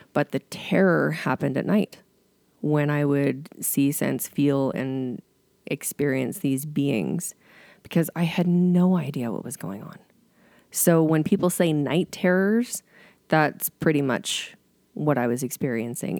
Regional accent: Bowness, Alberta, Canada; I grew up in Boness

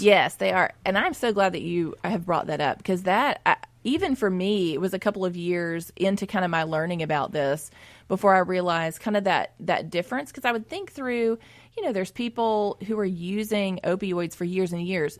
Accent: Jackson, Mississippi, United States; I grew up in West Jackson

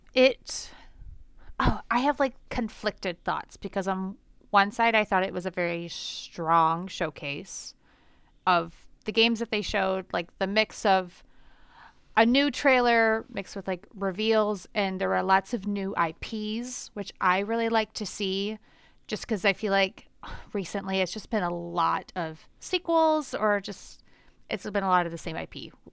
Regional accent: Michigan, United States; moved away; I grew up in Michigan

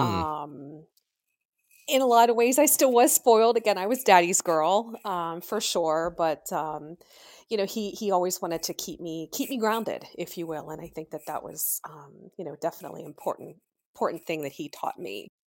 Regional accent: Pennsylvania, United States; I was born and raised in Pennsylvania.

